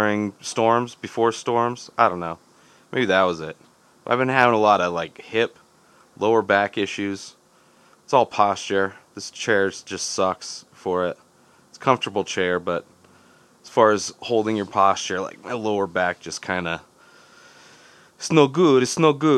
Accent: Southern California, United States; now in Denver, United States; Growing up in Southern California

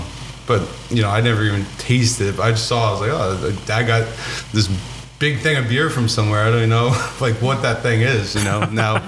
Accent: Mount Olive Township, New Jersey, United States; I grew up in North Jersey, Mount Olive Township

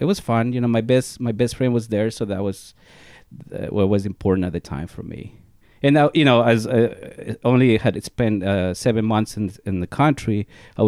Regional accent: Riobamba, Chimborazo, Ecuador; accent: Spanish heavy accent; English is a second language; moved away as an adult; now in United States; I was born in Riobamba, Ecuador, which is a small city

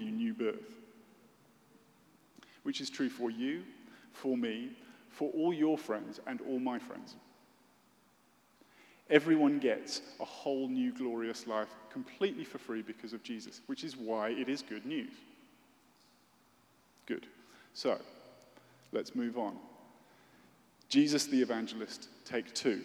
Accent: United Kingdom; as a British person

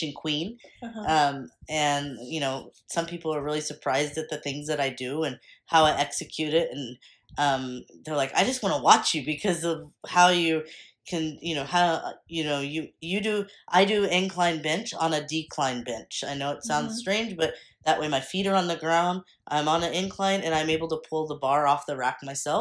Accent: Texas, United States; I'm from Texas.

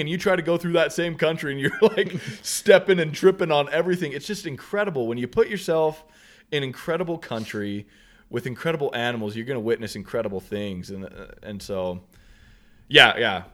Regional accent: Southeast Idaho, United States; we're from Southeast Idaho

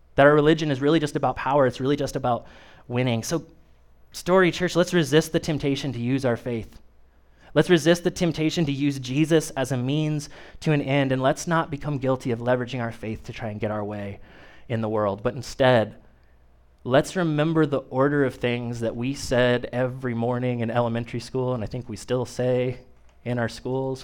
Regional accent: Kokomo, Indiana, United States; moved away as an adult; now in Peru, United States; I was born and raised in Kokomo, and it's not that far away, but trust me, it's not Peru.

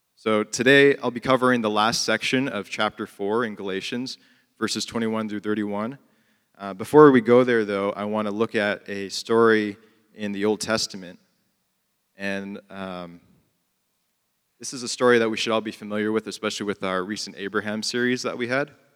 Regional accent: Chicago, Illinois, United States; I grew up in Chicago and I went to college downtown

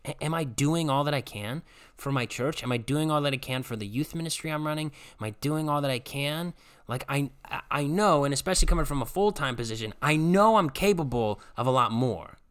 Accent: Strongsville, Ohio, United States; moved away as an adult; move back to my hometown, work in my home church that I grew up going

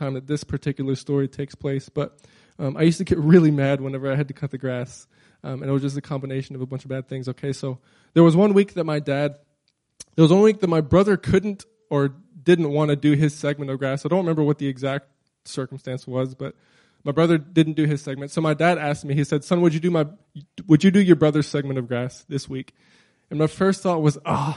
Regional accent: Crowley, Louisiana, United States; now in Anchorage, United States; I grew up in South Louisiana, okay? Crowley, Louisiana

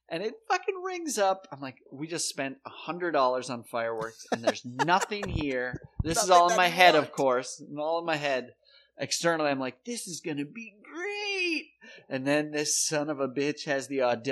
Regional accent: South Dakota, United States; moved away; I'm from South Dakota

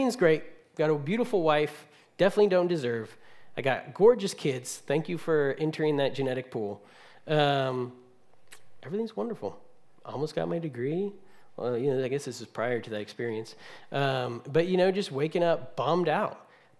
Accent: California, United States; moved away; I'm from California

